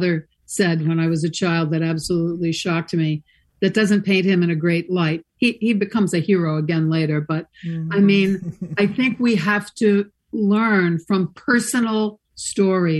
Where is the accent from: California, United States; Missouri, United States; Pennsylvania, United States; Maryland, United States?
Missouri, United States; St. Louis; born or raised there; moved away; also born or lived in New York City / Los Angeles